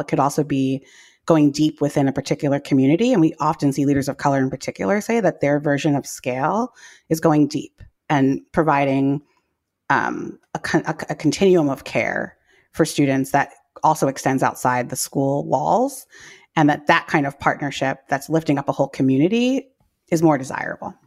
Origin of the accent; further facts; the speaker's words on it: New York City, New York, United States; I grew up in New York City public schools in the eighties and nineties